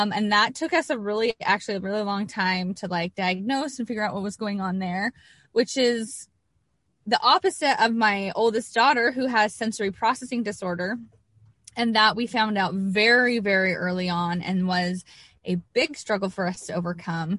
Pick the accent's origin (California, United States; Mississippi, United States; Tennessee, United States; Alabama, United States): California, United States; moved away as an adult; also born or lived in Idaho; I was born and raised in California